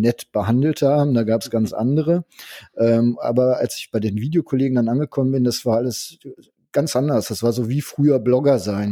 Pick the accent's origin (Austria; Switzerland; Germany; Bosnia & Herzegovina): Germany; ich bin Deutscher